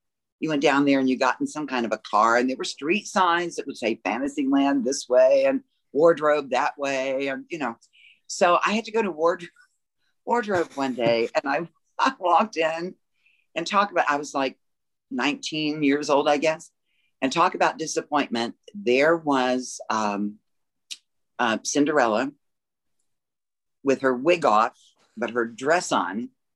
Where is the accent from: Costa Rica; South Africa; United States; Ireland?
United States; Bluefield, West Virginia; moved away as an adult; also born or lived in Orlando, Florida; I grew up in Bluefield, graduated Bluefield High School. After that, my family moved to Orlando.